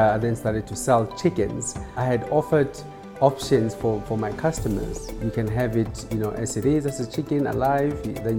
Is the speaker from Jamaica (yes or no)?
no; South Africa; I've always said to people, you have to support us, not because we are South African.